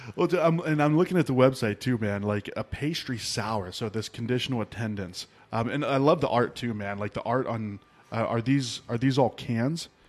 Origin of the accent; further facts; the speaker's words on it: rural Ohio, United States; now in Arizona, United States; I grew up in Ohio. I grew up in, like, rural Ohio